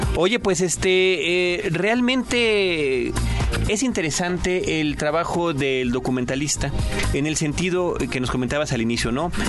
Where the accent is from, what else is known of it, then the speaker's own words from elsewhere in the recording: Mexico; nosotros mismos retratados como mexicanos